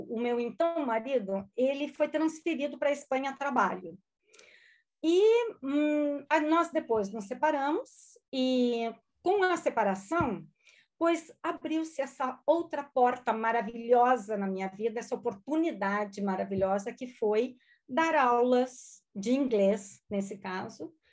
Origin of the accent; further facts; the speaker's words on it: Lajeado, Rio Grande do Sul, Brazil; first language German; Portuguese is a second language; moved away as an adult; also born or lived in Porto Alegre, Brazil; now in Spain; eu sou gaúcha, de uma cidadezinha pequena do Brasil chamada Lajeado. Sou descendente de alemães e a minha primeira língua, gente, não foi português. A minha primeira língua foi o alemão.